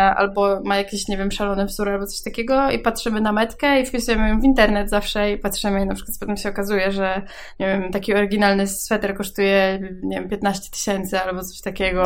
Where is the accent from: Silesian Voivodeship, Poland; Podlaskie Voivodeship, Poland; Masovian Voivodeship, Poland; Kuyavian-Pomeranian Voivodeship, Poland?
Kuyavian-Pomeranian Voivodeship, Poland; Włocławek; ja pochodzę z Włocławka